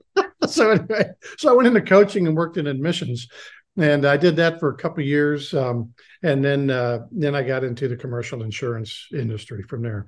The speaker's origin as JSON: {"language": "English", "town": "Lawrence", "region": "Kansas", "country": "United States", "tie": "born or raised there", "said": "I grew up in Lawrence, Kansas"}